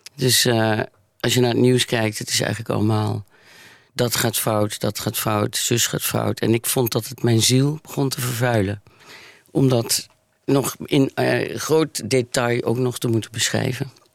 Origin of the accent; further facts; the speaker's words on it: Maastricht, Limburg, Netherlands; in ons katholieke Limburg. En ik kom uit Maastricht